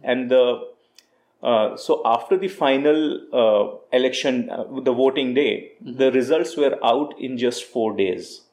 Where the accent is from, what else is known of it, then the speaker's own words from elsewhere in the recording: India; moved away as an adult; now in Costa Rica; me being an Indian guy sitting in Costa Rica